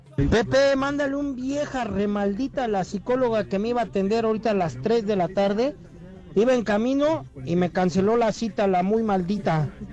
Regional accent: Querétaro, Mexico; soy de Querétaro

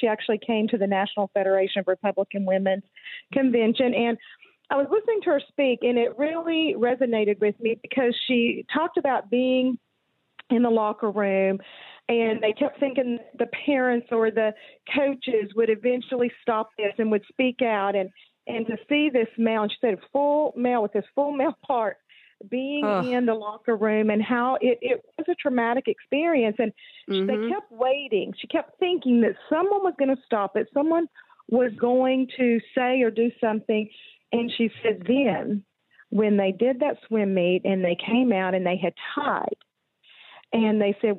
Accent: Texas, United States; now in Arkansas, United States; I was born and raised in Texas, so I have to blame them for what some might call a speech impediment. And then I moved to Arkansas and have been there for 27 years.

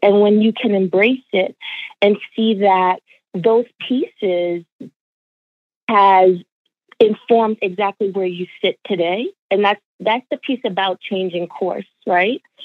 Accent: New York, United States; born or raised there; also born or lived in Jamaica

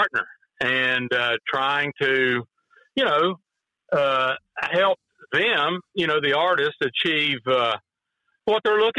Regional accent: Lincoln County, West Virginia, United States; I was brought up in Lincoln County, West Virginia, you know, in the 60s, in the 70s

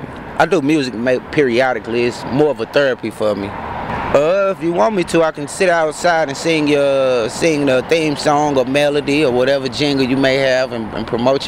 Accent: St. Louis, Missouri, United States; moved away; also born or lived in Chicago; I'm originally from St. Louis. Born here, St. Mary's Hospital.

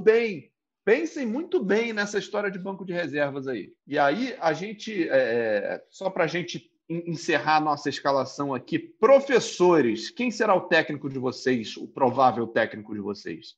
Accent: Rio de Janeiro, Brazil; eu sou do Rio de Janeiro

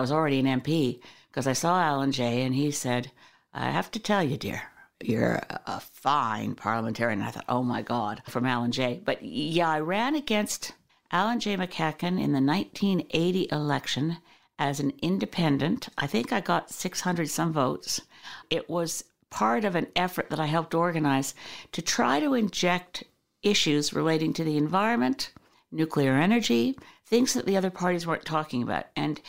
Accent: Canada; This is a wonderful thing about being Canadian

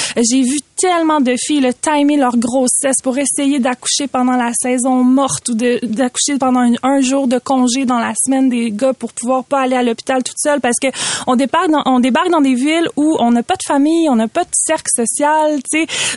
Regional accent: Quebec, Canada; en tant que québécoise qui porte le nom de ses deux parents

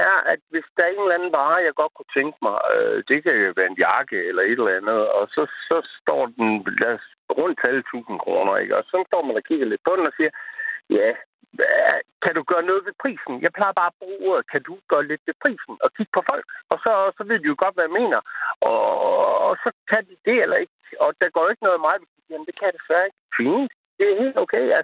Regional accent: Jutland, Denmark; jeg er også jyde på i hele mit DNA

